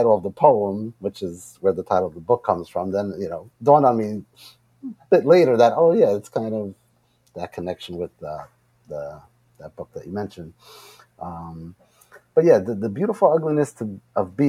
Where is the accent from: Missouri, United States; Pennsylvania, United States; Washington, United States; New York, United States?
New York, United States; Long Island; also born or lived in Queens, New York; I grew up in Long Island